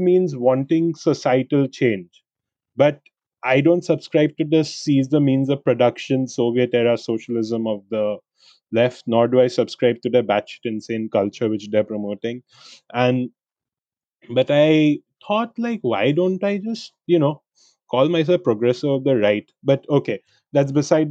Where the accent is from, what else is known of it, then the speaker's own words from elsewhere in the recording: India; I'm an Indian who wanted to go there for an MBA